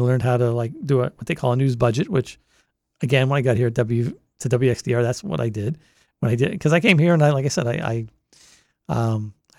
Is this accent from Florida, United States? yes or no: no; Boston, Massachusetts, United States; accent: Boston; moved away as an adult; now in Delaware, United States; growing up in the Boston area